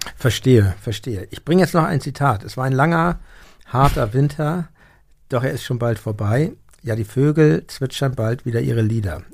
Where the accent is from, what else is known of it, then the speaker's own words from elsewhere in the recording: Hamburg, Germany; als Hamburger äh, aufgewachsen